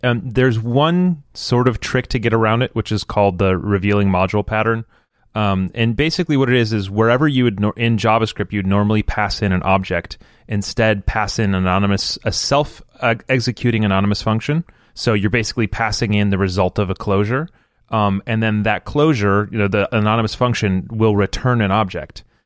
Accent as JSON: {"language": "English", "region": "Michigan", "country": "United States", "tie": "born or raised there", "moved": "yes", "lives_now": "Florida, United States", "said": "I live in a place where there's almost no seasons and I grew up in Michigan"}